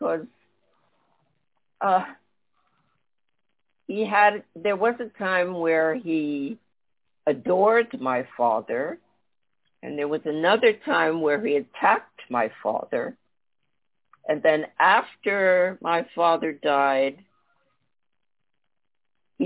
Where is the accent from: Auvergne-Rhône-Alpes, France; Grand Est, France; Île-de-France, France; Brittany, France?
Île-de-France, France; Paris; I grew up in Paris during the Algerian War